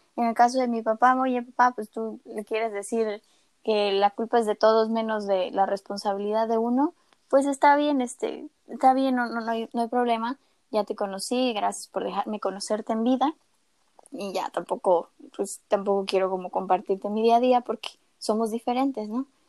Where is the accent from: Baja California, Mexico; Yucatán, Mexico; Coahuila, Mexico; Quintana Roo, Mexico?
Yucatán, Mexico; Mérida; also born or lived in Mexico City / Cancún / State of Mexico; a los siete nos mudamos a Mérida por cuestiones de trabajo eh, de mis papás, entonces, pues desde entonces toda mi escuela, desde primero hasta último de carrera, eh, los estudié acá